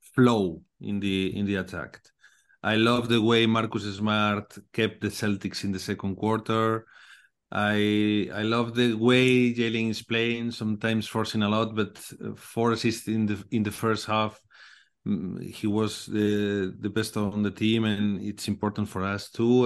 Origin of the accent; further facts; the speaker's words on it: Galicia, Spain; English is a second language; I'm from Galicia, you know, located in the north of Spain.